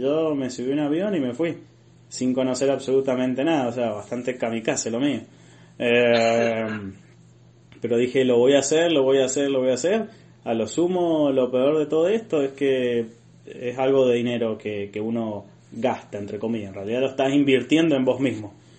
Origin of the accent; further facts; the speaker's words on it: Argentina; moved away as an adult; toda mi vida quedaba en Argentina